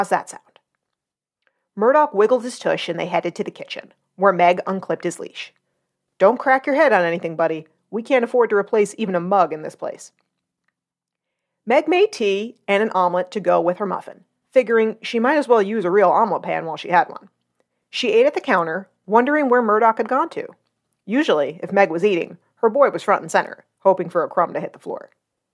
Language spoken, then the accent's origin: English; New Jersey, United States; I'm from North Jersey and grew up a tomboy